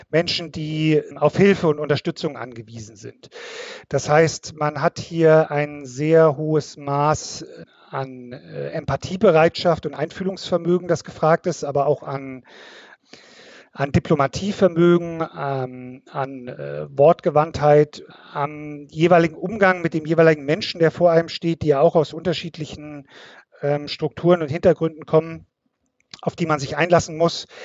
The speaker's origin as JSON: {"language": "German", "town": "Munich", "region": "Bavaria", "country": "Germany", "tie": "born there", "said": "Ich komme gebürtig aus München, also von äh, ein bisschen weiter her, auch wenn man mir das äh, nicht unbedingt sofort anhört."}